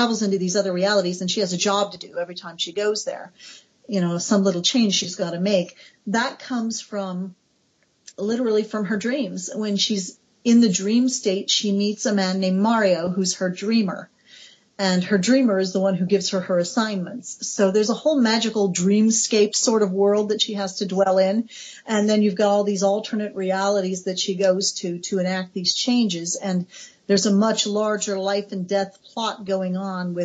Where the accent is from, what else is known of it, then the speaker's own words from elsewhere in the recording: United States; I'm American, my country is 200 years old